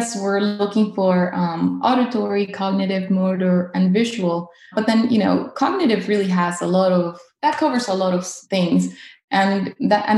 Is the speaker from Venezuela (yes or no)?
yes; Caracas, Capital District, Venezuela; now in North Carolina, United States; I am originally from Caracas, Venezuela, and I currently live in North Carolina